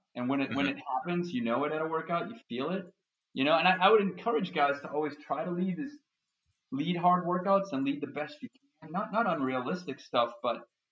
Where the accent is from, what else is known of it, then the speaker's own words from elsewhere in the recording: Boston, Massachusetts, United States; I'm from Boston, Massachusetts.